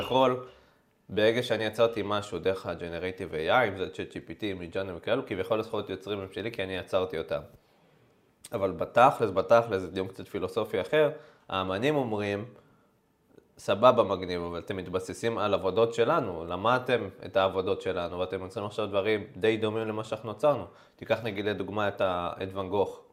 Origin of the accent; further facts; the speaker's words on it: Israel; אנחנו כישראלים